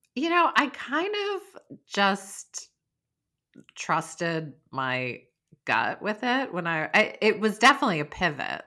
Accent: Stockbridge, Massachusetts, United States; moved away; also born or lived in St. Croix, US Virgin Islands; My hometown is Stockbridge

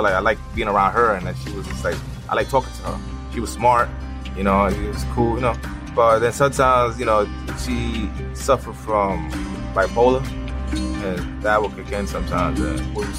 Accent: Jersey City, New Jersey, United States; I'm from Jersey City, New Jersey

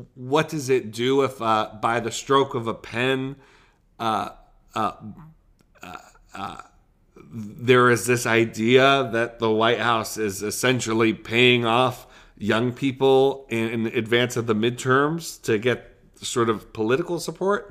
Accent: Buffalo, New York, United States; We're from Buffalo.

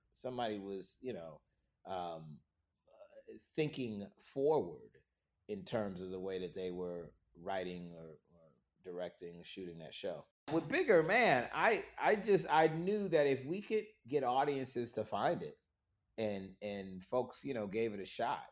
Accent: Florida, United States; moved away as an adult; now in Atlanta, United States; I'm from Florida originally, but since graduating college, I've been in Atlanta

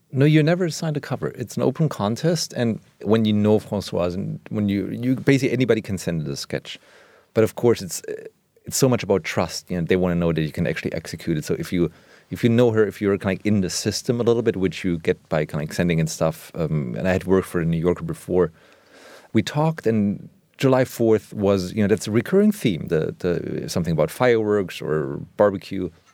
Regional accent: Germany; now in Berlin, Germany; I grew up in West Germany

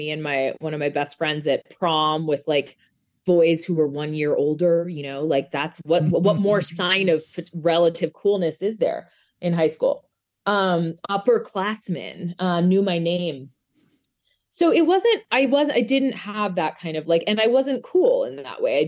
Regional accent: Albuquerque, New Mexico, United States; moved away; I'm from New Mexico.

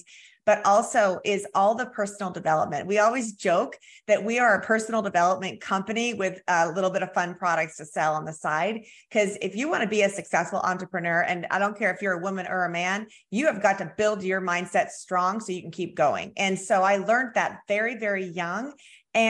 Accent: Southern California, United States; now in Springfield, United States; I'm from Southern California, but I've been here 34 years

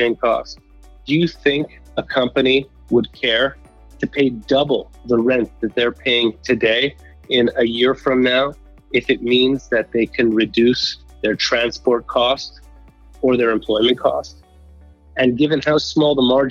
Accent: Montreal, Quebec, Canada; I grew up in Montreal, Canada

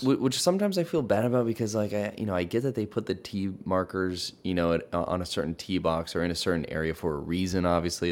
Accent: Hawaii, United States; now in Los Angeles, United States; I grew up in Hawaii and now I live in L

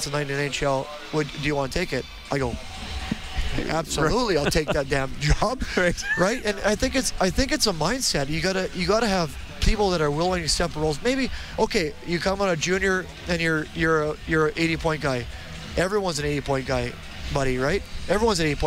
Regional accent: Edmonton, Alberta, Canada; I was from Edmonton, Millwood's kid

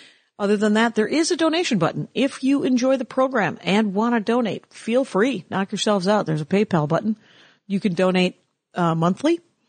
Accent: Milwaukee, Wisconsin, United States; I grew up outside of Milwaukee, sure.

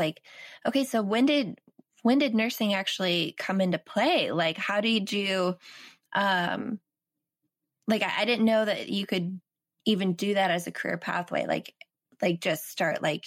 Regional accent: Wisconsin, United States; moved away; I'm from Wisconsin originally

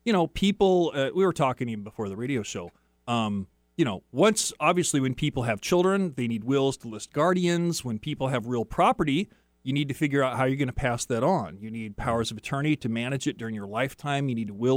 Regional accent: Tri-Cities, Washington, United States; I grew up in the Tri-Cities, and we were about a block and a half from the Columbia River

